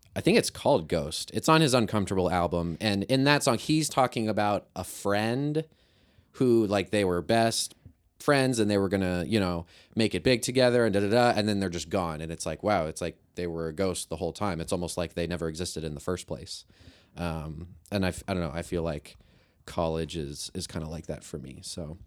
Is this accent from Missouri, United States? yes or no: yes; Kirksville, Missouri, United States; I'm from Kirksville